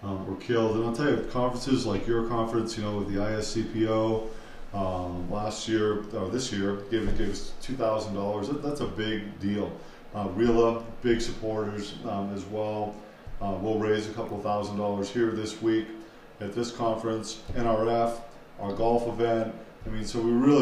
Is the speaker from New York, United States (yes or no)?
no; Boston, Massachusetts, United States; accent: Boston; my Boston accent